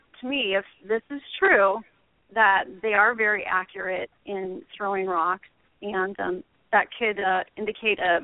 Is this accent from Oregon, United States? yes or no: yes; Oregon, United States; I'm actually from Oregon.